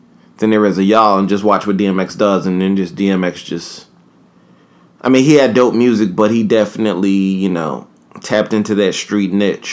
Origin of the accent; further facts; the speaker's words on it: New York City, New York, United States; I'm from Harlem